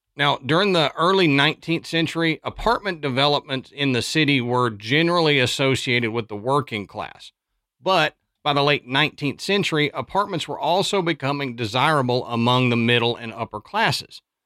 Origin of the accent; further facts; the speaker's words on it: Texas, United States; now in Nashville, United States; I'm from Texas